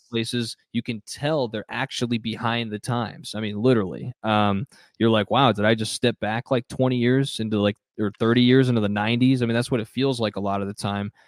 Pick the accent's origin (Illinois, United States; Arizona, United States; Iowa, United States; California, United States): Arizona, United States; Phoenix; I grew up in the city, I grew up in Phoenix